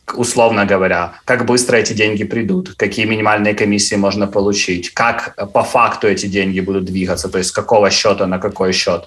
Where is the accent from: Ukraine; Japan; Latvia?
Ukraine; Cherkasy, Cherkasy Oblast; moved away as an adult; now in London, United Kingdom; я сам из Черкас